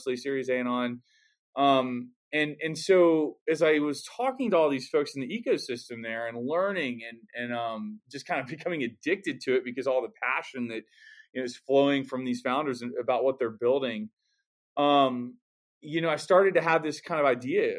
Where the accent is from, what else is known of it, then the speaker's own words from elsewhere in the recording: Houston, Texas, United States; moved away as an adult; also born or lived in Oklahoma City / Boulder, Colorado; I was actually from Houston, Texas originally